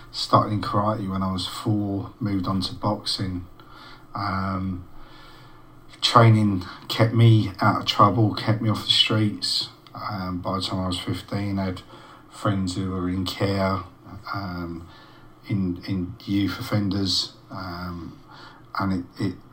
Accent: London, United Kingdom; born or raised there; moved away; also born or lived in March, Cambridgeshire

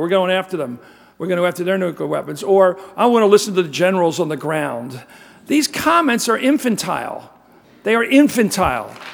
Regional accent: United States; also born or lived in Swaziland; I'm white, I'm American

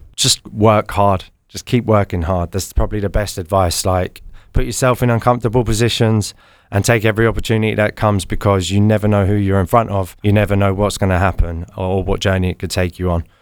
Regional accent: London, United Kingdom; So we're both from London

